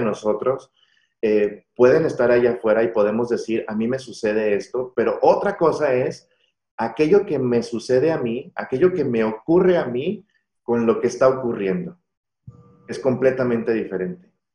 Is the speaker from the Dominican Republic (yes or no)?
no; Mexico; la misma educación que, que, hemos tenido como mexicanos